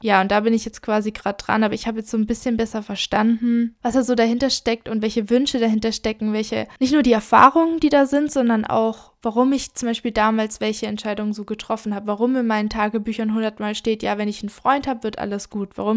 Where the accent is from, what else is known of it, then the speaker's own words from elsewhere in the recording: Germany; wenn ich zurückkomme nach Deutschland? Mein Heimatort war immer sehr verbunden mit mir